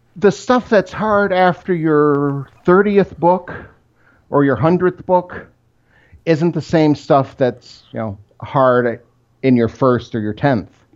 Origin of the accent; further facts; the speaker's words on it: Rochester, Michigan, United States; I grew up in Rochester, Michigan. It's about twenty miles outside Detroit.